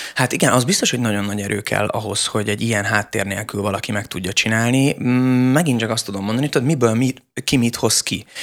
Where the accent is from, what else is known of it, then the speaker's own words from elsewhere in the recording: Budapest, Hungary; én nem egy vidéki gyerek vagyok, én pesti gyerek vagyok